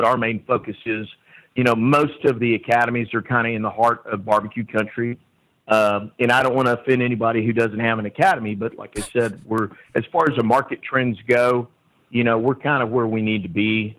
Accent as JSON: {"language": "English", "region": "Texas", "country": "United States", "said": "You know, we are from Central Texas."}